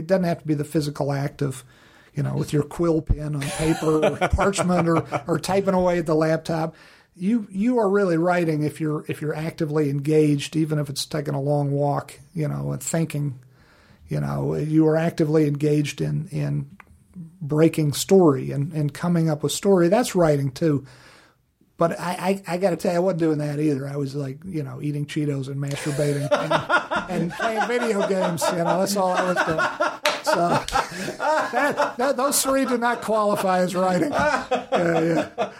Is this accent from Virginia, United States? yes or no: yes; Virginia, United States; moved away; Living back in Virginia, and my home state of Virginia, which was great living in Virginia